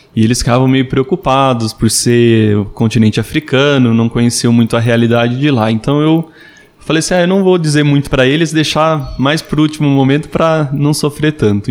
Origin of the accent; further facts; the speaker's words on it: Amparo, São Paulo, Brazil; eu sou natural da cidade de Amparo, interior de São Paulo